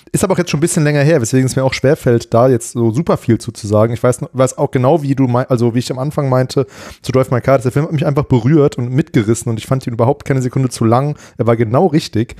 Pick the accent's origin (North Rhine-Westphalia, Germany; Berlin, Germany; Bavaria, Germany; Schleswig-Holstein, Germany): North Rhine-Westphalia, Germany; Bielefeld; moved away; in meiner alten Heimat äh, in Bielefeld